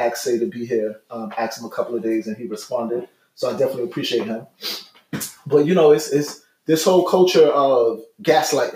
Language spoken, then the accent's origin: English; New York City, New York, United States; I'm a Brooklyn boy, born and raised